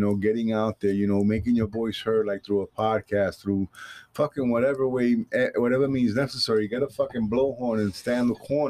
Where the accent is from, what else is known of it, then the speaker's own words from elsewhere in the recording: Vero Beach, Florida, United States; we're Floridians from Vero Beach.